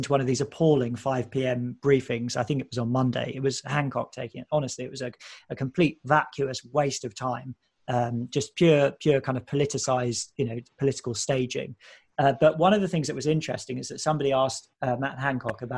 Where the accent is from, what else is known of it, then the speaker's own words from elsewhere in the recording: United Kingdom; as a British person